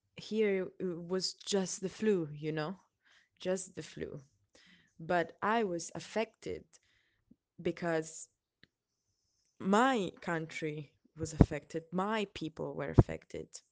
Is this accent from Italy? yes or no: yes; Italy; English is a second language; now in Sweden; I'm from Italy, but I'm actually living in Sweden.